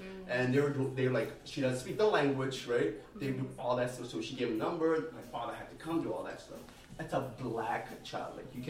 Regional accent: New Jersey, United States; moved away; also born or lived in Texas; I grew up in Jersey, but family's in Texas. I lived in Texas for a few years.

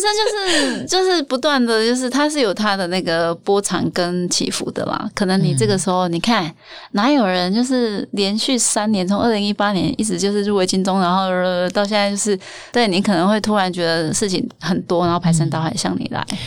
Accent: Tainan, Taiwan; moved away; 我是台南人，我就是我爸是屏东人，然后我妈台南人，然后他们在台南结婚生小孩

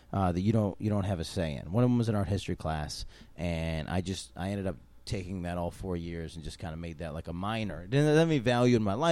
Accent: Syracuse, New York, United States; also born or lived in Albany, New York; So I'm from upstate New York. I was born in Albany. I was raised in Syracuse.

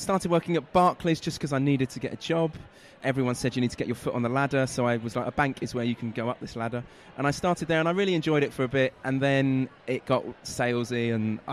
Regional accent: London, United Kingdom; also born or lived in Manchester; I grew up in North London.

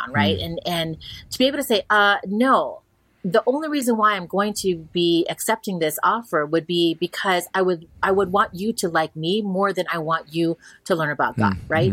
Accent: Hawaii, United States; accent: pidgin; moved away; growing up in Hawaii, I have a little bit of pidgin, but when I get back there and I'm around people, I'll slip into it

